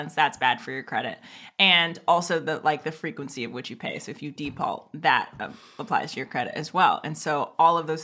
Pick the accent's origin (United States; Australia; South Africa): United States; Oakland, California; I grew up in Oakland. I was raised in Oakland at a time when like Oakland was crazy.